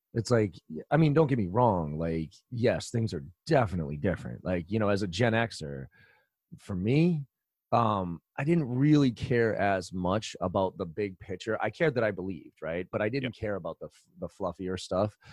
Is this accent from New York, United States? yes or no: no; Boston, Massachusetts, United States; also born or lived in Maryland; I grew up here in Boston, went to college down in Maryland